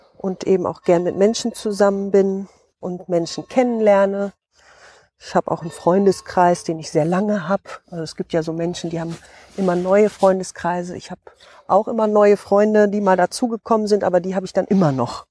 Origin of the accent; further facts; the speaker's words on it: Osnabrück district, Lower Saxony, Germany; also born or lived in North Rhine-Westphalia / Hesse; bin hier aufgewachsen im Landkreis Osnabrück